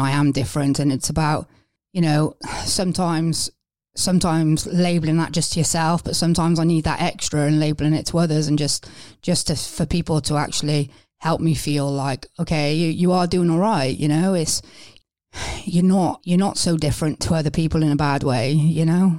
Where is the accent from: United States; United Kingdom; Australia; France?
United Kingdom; Wales; moved away as an adult; now in England; I'm originally from Wales